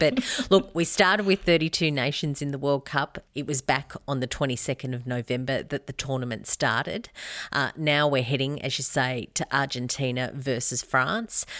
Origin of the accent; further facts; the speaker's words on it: Albury, New South Wales, Australia; I grew up near Aubrey